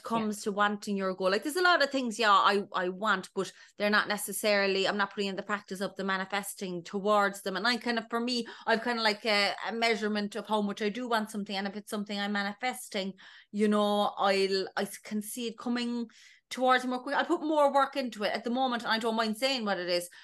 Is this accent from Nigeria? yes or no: no; Ballydesmond, Munster, Ireland; moved away as an adult; now in London, United Kingdom; I'm from Ballydesmond in North County Cork originally, a small little village